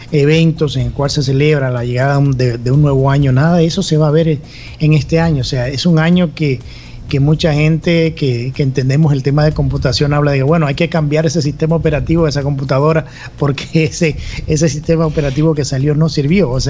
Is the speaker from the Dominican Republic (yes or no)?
yes; Dominican Republic; nos trasladamos al Caribe, a la isla de República Dominicana, mi país de origen, el cual extraño bastante.